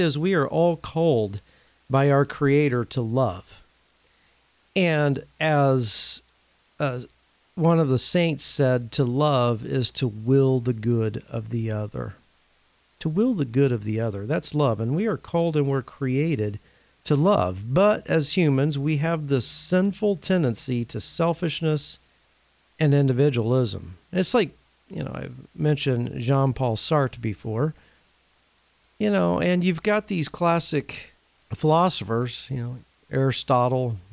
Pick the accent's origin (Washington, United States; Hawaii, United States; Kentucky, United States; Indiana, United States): Indiana, United States; I'm originally from the state of Indiana